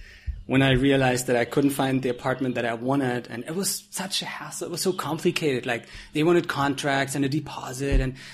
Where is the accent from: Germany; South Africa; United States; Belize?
Germany; Frankfurt, Hesse; moved away as an adult; now in Thailand; I'm from Frankfurt, so I think I was looking for an apartment in Frankfurt